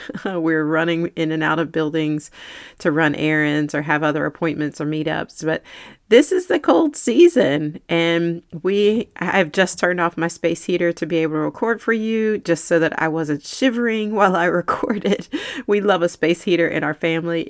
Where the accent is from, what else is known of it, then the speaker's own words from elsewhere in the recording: North Carolina, United States; also born or lived in Manhattan, New York; I grew up in North Carolina